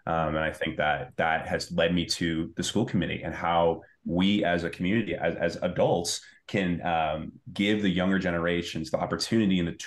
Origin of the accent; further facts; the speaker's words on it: Medford, Massachusetts, United States; but I grew up in Medford. I kind of matured, went through the kind of experiences of younger younger mm-hmm. life here in Medford.